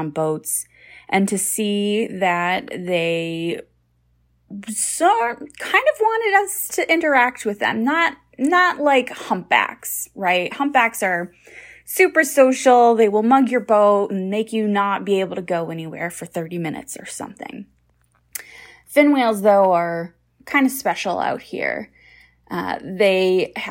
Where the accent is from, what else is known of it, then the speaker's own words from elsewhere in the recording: New England, United States; now in San Diego, United States; Growing up in New England